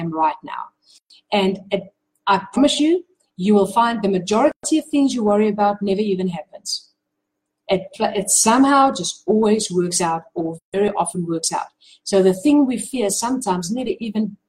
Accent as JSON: {"language": "English", "country": "South Africa", "said": "I'm from South Africa"}